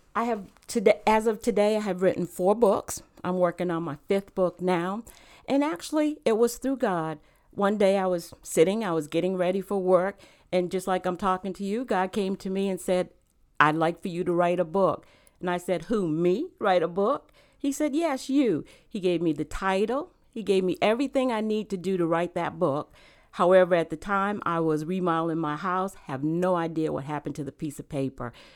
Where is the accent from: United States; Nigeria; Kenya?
United States; Rhode Island; moved away as an adult; also born or lived in South Carolina / Virginia; now in North Carolina, United States; I actually grew up in Rhode Island. Um, I was born in South Carolina, but I, I w, I, we moved to Rhode Island when I was a baby, and I actually grew up in Rhode Island.